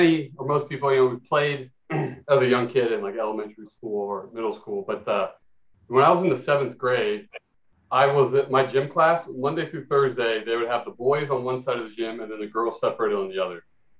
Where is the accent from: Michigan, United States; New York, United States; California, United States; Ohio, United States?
California, United States; Glendale; Yeah, I'm from Los Angeles, California, or more specifically Glendale, California.